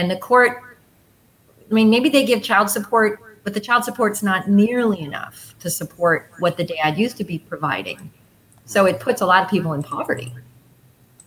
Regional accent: Bay Village, Ohio, United States; I grew up in Bay Village, west side suburbs of Cleveland, within walking distance of Huntington Beach.

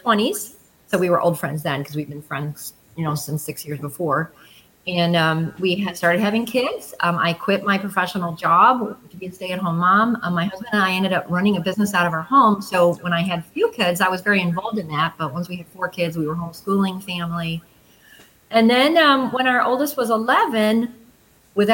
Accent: Bay Village, Ohio, United States; I grew up in Bay Village, west side suburbs of Cleveland, within walking distance of Huntington Beach.

